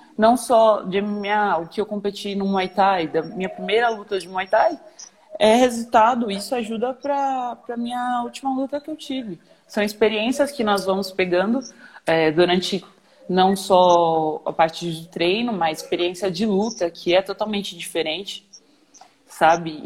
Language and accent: Portuguese; São Paulo, Brazil; eu sou de São Paulo